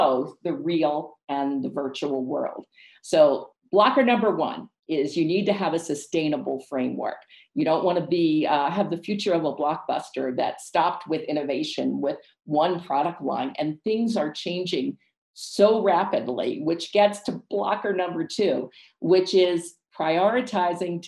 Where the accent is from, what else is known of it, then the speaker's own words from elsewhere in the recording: Ecuador; moved away; also born or lived in United States / Cape May, New Jersey; I'm from Ecuador